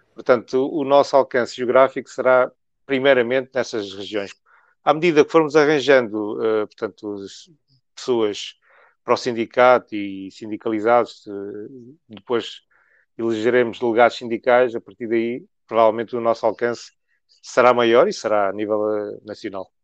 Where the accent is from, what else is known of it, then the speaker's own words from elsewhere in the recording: Macau; now in Portugal; Eu nasci em Macau